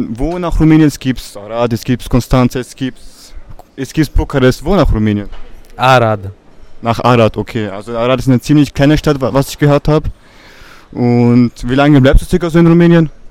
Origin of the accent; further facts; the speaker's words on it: Capre, Kosovo; Ja, in mein Heimatdorf.